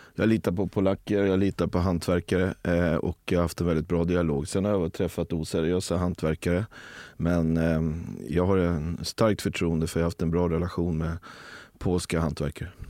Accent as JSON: {"language": "Swedish", "town": "Rö", "country": "Sweden", "tie": "born or raised there", "said": "Där, där jag växte upp i, i, i Rö så, så hade, eh, var det en kungajakt per år och då var jag drevkarl."}